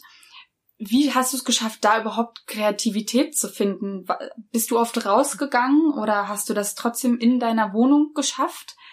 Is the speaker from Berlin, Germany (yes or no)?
yes; Berlin, Germany; für mich als Berlinerin